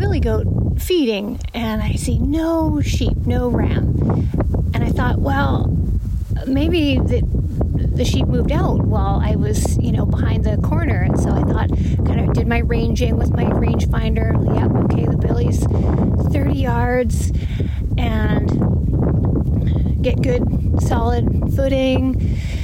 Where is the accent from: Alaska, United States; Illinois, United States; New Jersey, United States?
Alaska, United States; my home state of Alaska